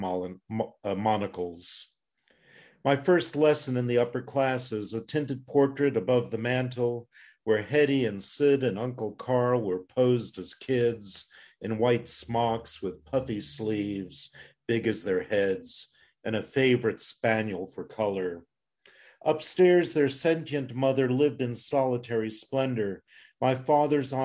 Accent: Plzeň, Plzeň Region, Czechia; now in United States; I was born in Pilsen in Czechoslovakia

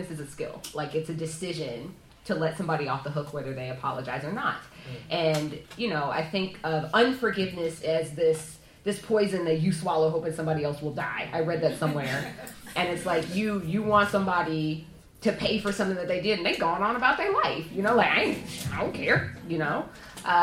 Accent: Atlanta, Georgia, United States; I'm from Atlanta, so we talk a very specific way

